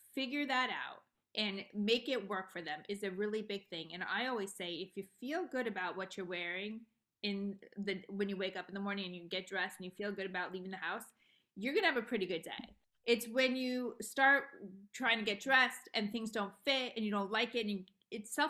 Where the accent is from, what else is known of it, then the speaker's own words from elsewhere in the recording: Los Angeles, California, United States; also born or lived in Beverly Hills; I was born and raised in Los Angeles